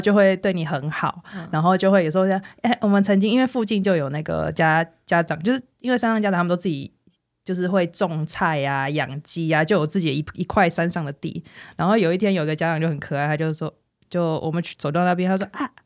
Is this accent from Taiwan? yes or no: yes; northern Taiwan, Taiwan; also born or lived in New Taipei; 我是住在北部的市区的小孩